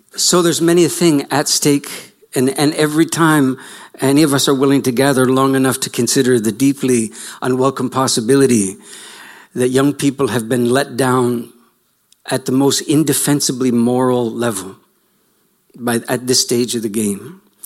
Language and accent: English; Canada; you can tell by my accent that I'm from slightly offshore